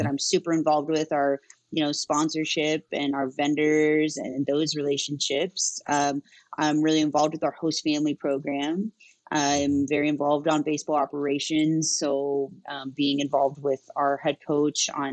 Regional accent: Yakima, Washington, United States; moved away as an adult; now in Bellingham, United States; I grew up in Yakima

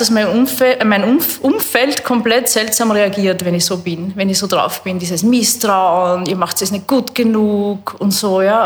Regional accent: Burgenland, Austria; also born or lived in Canada; Ich bin am Bankerl vor dem Haus aufgewachsen im Burgenland

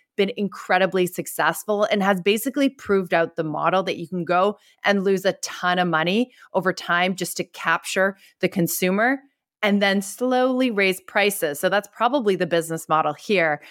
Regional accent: Canada; now in San Francisco, United States; I'm not even American, I'm Canadian.

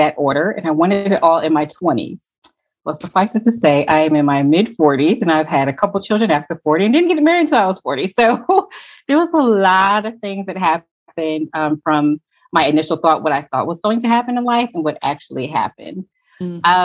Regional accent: Connecticut, United States; now in Atlanta, United States; I currently live in Atlanta, but I'm originally from Connecticut

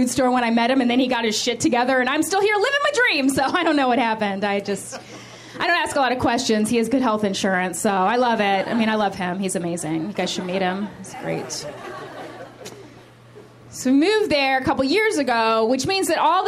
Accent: West Virginia, United States; I am here from West Virginia

